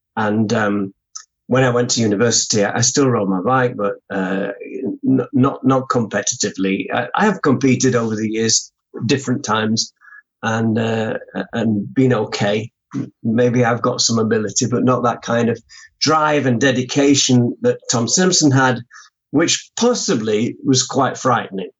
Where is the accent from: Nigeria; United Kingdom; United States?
United Kingdom